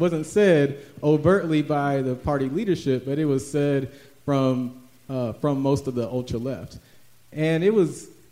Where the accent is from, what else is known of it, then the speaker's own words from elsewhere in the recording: Atlanta, Georgia, United States; also born or lived in Washington, D.C. / Chicago; I grew up in Atlanta, went to Mays High School